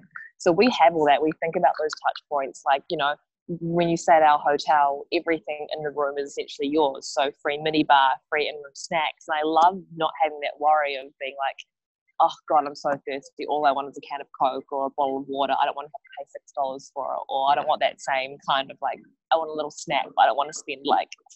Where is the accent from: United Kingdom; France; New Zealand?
New Zealand; Wellington; moved away as an adult; also born or lived in South Korea (heritage); now in Sydney, Australia; Born and raised in Wellington